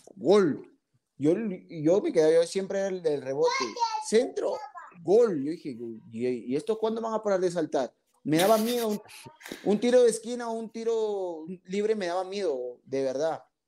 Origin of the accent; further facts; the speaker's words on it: Piura, Peru; yo soy de Piura, Piura. O sea, del aeropuerto a cinco minutos